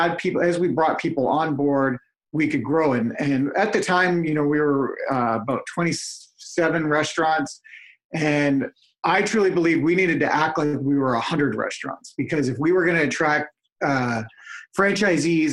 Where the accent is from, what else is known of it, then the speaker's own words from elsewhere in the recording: Vancouver, British Columbia, Canada; I'm originally from Vancouver